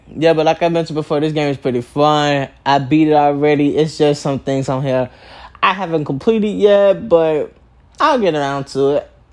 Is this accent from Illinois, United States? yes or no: yes; Chicago, Illinois, United States; I was born in Chicago, Illinois, at 10:25 at night.